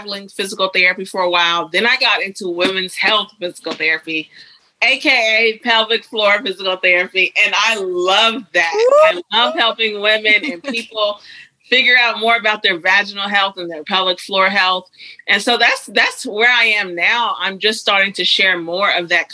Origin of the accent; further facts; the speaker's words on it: Huntsville, Alabama, United States; I grew up in Alabama. Small town. Well, it's a city called Huntsville in northern Alabama.